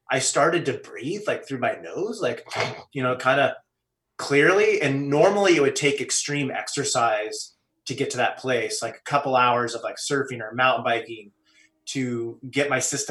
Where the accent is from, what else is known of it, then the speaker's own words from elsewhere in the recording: California, United States; growing up in California